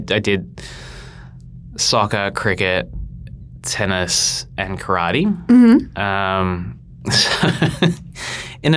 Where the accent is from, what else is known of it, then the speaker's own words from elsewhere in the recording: Uruguay; Being Uruguayan